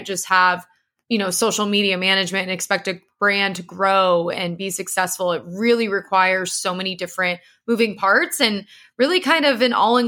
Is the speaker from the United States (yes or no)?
yes; San Diego, California, United States; And, you know, I came from San Diego